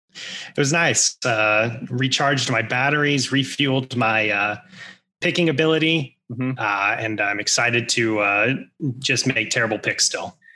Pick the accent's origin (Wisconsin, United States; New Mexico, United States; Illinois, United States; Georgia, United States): New Mexico, United States; now in Arizona, United States; growing up in New Mexico